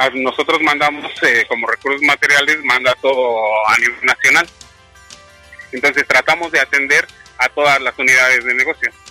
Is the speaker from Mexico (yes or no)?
yes; Mexico City, Mexico; De la Ciudad de México